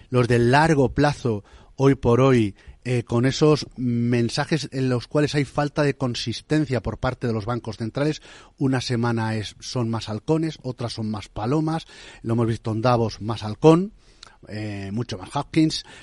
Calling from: Madrid, Community of Madrid, Spain; Buenos días. ¿Qué tal? … de Madrid.

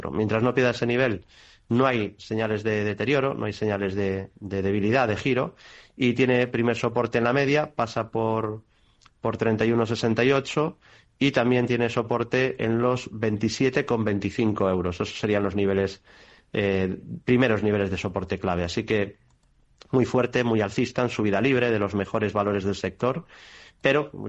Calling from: Seville, Andalusia, Spain; de Sevilla.

